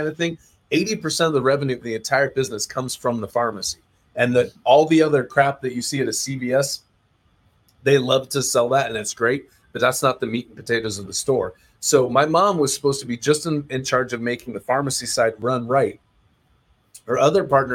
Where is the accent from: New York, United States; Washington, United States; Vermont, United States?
Washington, United States; Mountlake Terrace; my hometown of Mount Lake Terrace, Washington.